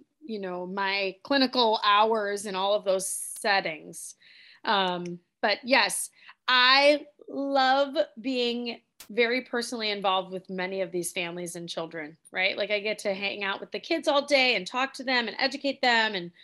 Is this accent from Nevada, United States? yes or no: no; Oak Park, Illinois, United States; I actually grew up here in Oak Park.